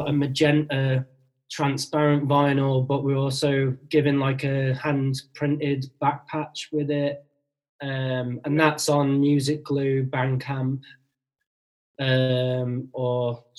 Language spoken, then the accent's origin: English; Birmingham, West Midlands, United Kingdom; I'm from Birmingham, so I'm neither north or south. I'm just a fucking no man's land.